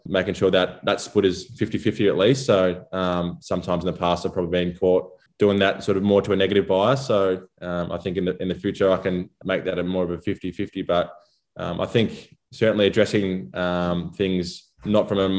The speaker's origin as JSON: {"language": "English", "area": "Gippsland", "region": "Victoria", "country": "Australia", "tie": "born or raised there", "said": "As I was growing up in Gippsland"}